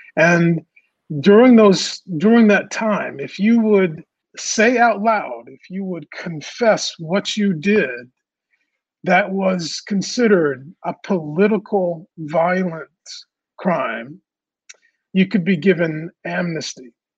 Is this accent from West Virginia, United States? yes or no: no; Raleigh, North Carolina, United States; also born or lived in New Orleans, Louisiana; I was born in New Orleans. I'm a Southern Southern kid, and I grew up in North Raleigh, North Carolina